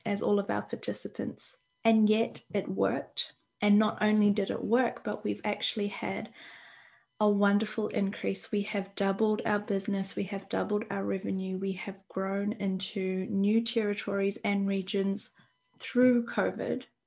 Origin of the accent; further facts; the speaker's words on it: New Zealand; I'm from New Zealand and I'm in New Zealand